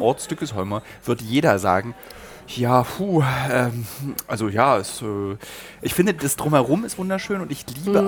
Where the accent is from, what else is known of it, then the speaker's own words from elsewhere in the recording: Berlin, Germany; ich komme aus Berlin